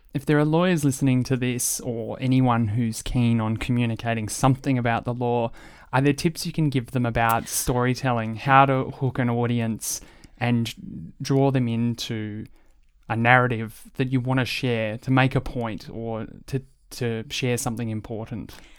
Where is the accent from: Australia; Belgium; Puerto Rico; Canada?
Australia; as an Australian public